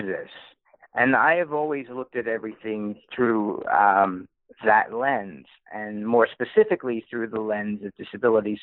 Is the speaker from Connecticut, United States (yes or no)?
yes; New Haven, Connecticut, United States; I grew up in New Haven, Connecticut, around Yale University